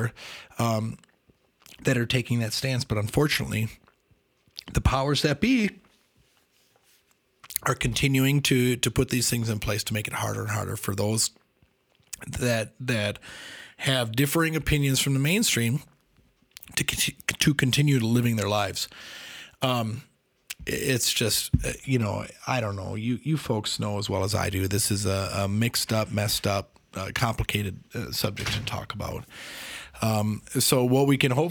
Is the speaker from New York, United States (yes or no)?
no; Wisconsin, United States; I'm from Wisconsin. We're in Wisconsin